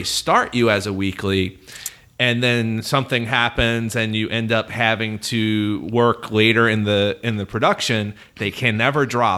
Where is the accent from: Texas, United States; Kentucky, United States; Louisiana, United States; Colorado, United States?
Louisiana, United States; New Orleans; I don't know if you know this, but I'm from New Orleans. So when I was a kid, when I was a child, I was an actor in the city